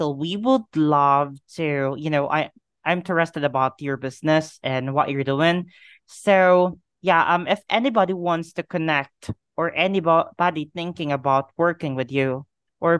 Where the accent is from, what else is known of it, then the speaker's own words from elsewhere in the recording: Philippines; I am from the Philippines